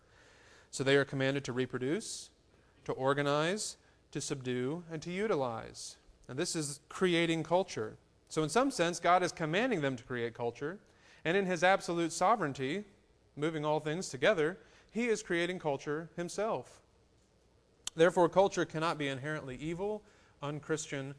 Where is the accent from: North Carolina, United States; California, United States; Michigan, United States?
North Carolina, United States